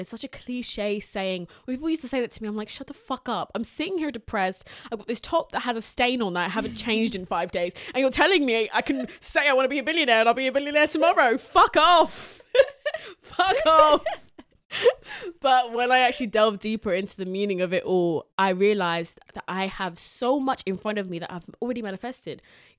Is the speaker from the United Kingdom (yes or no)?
yes; Southend-on-Sea, East of England, United Kingdom; I'm from Southend-on-Sea.